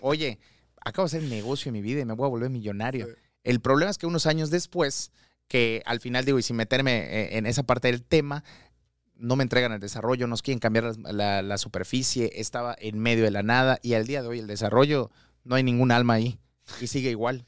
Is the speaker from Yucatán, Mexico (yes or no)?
yes; Mérida, Yucatán, Mexico; Yo soy de Mérida, Yucateco 100%